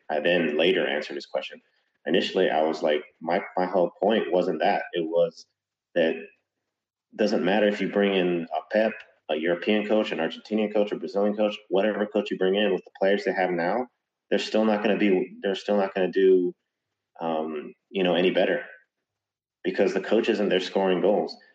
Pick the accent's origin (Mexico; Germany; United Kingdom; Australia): Mexico; Monterrey, Nuevo León; I'm from Monterrey